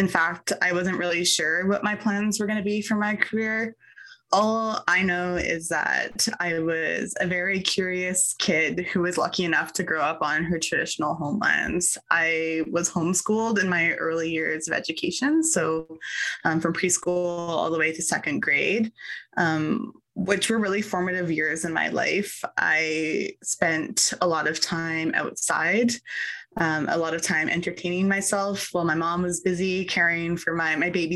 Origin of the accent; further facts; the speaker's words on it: Tsleil-Waututh First Nation, British Columbia, Canada; also born or lived in Dakelh territory, British Columbia; I am from Tsleil-Waututh First Nation